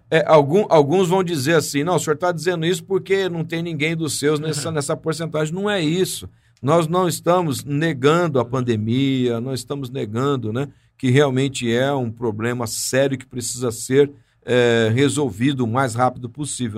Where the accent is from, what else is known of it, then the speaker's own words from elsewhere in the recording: Brazil; somos brasileiros